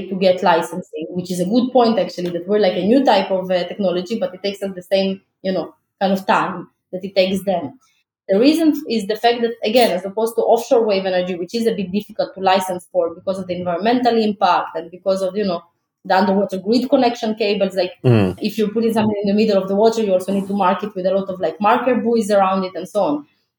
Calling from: Tel Aviv, Tel Aviv District, Israel; especially I'm speaking from Tel Aviv, Israel, like, sun is one of the best resources in Israel that we have.

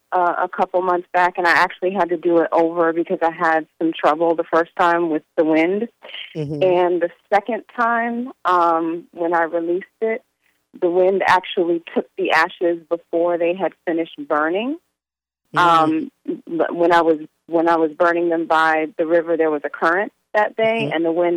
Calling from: Florida, United States; I am calling from Florida.

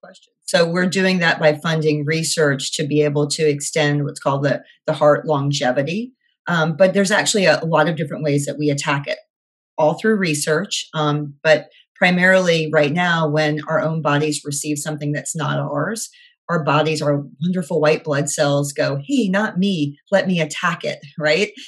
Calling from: Key Largo, Florida, United States; I'm calling in from wonderful, not so sunny Key Largo, Florida

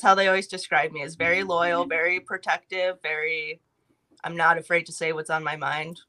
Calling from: Tempe, Arizona, United States; I'm in Tempe, Arizona right now.

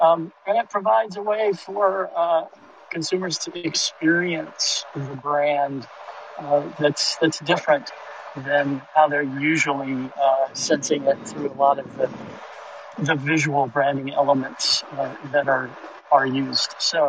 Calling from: Detroit, Michigan, United States; I'm joining you from Uber in Detroit.

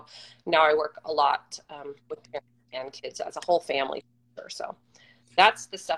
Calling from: Temecula, California, United States; No, down by San Diego in Temecula.

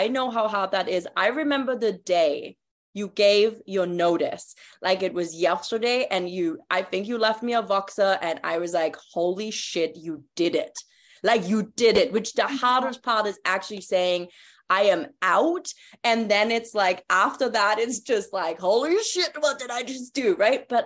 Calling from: Toronto, Ontario, Canada; you know, I'm tuning in from Toronto right now. I'm super close to Colleen right now, but living in Mexico now.

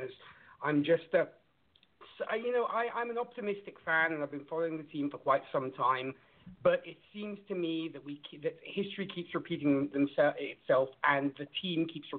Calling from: Italy; I'm calling from Italy.

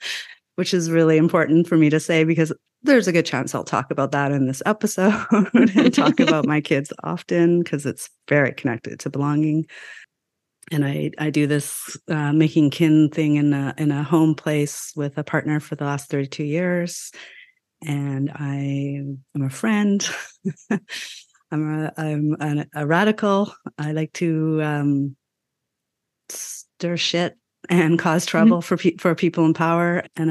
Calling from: Vancouver, British Columbia, Canada; I am calling in from the land of the Musqueam, Squamish, and Tsleil-Waututh peoples, also known as Vancouver, Canada. I am a settler from British, Irish, and Welsh ancestry

